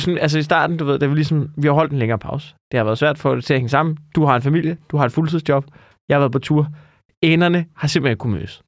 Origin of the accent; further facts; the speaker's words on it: Amager, Capital Region of Denmark, Denmark; jeg er jo fra Amager